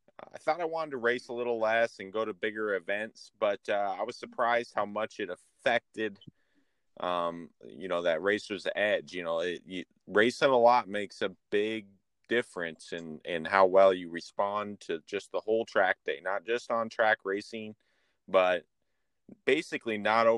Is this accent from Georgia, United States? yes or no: no; Idaho, United States; born there; also born or lived in Florida / Michigan; now in Verona, United States; I was born in Idaho and lived in Florida for 10 years and was up in Michigan for 7 years.